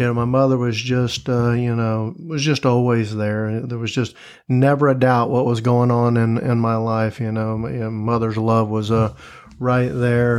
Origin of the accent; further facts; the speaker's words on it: Tampa, Florida, United States; moved away as an adult; also born or lived in Gainesville, Florida / Fort Myers, Florida / Tallahassee, Florida; now in Jacksonville, United States; born and raised in Tampa, Florida. Was there, uh, up until I graduated high school